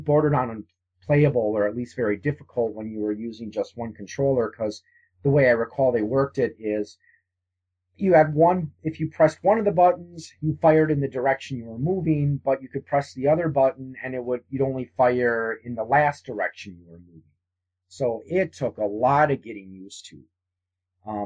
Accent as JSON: {"language": "English", "town": "New Berlin", "region": "Wisconsin", "country": "United States", "tie": "born or raised there", "said": "I grew up in New Berlin, which is not far from Brookfield, and Brookfield Square is the mall there"}